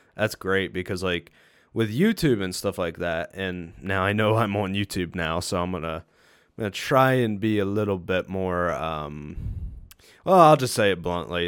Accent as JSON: {"language": "English", "country": "United States", "said": "as an American person"}